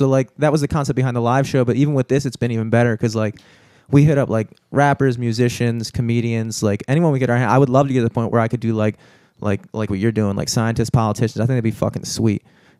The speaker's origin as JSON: {"language": "English", "town": "Towson", "region": "Maryland", "country": "United States", "tie": "born or raised there", "said": "I grew up in Towson, and so when I went to Towson High School"}